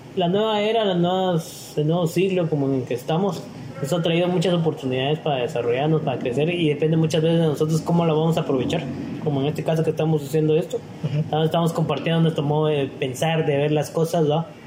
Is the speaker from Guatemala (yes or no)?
yes; Guatemala; como guatemaltecos